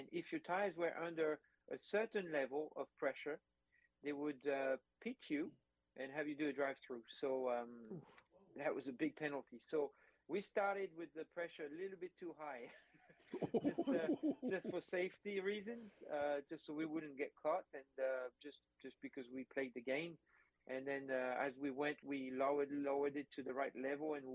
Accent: France; moved away; I'm originally from France

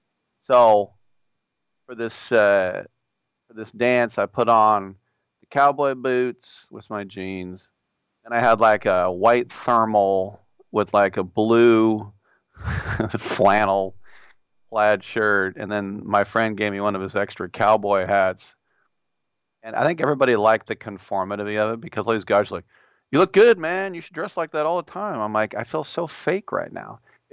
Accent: Richmond, United States; I'm from Richmond.

